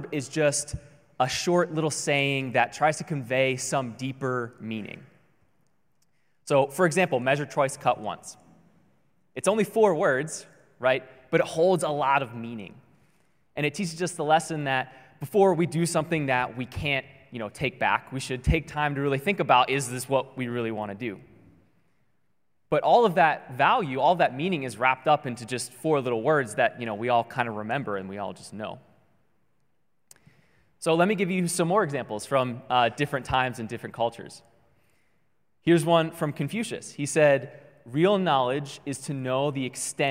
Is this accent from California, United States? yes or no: no; Baltimore, Maryland, United States; moved away as an adult; now in Honolulu, United States; we're originally from Maryland, from the Baltimore area, all the way on the East Coast.